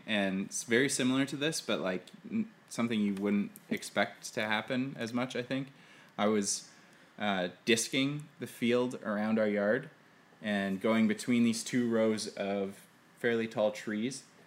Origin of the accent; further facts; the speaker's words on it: Manitoba, Canada; There's a lotta owls where I grew up in Manitoba